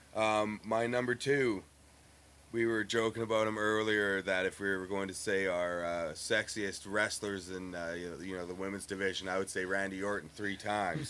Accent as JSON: {"language": "English", "town": "Winnipeg", "region": "Manitoba", "country": "Canada", "said": "we are from Winnipeg"}